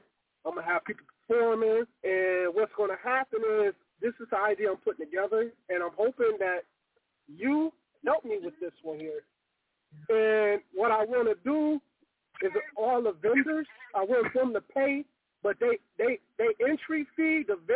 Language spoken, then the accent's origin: English; Pontiac, Michigan, United States; now in Battle Creek, United States; I'm from Pontiac